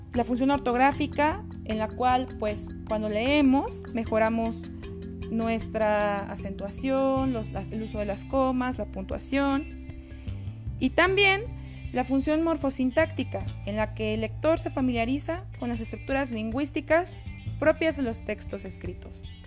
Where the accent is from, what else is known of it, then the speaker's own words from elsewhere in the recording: Mexico; los mexicanos leemos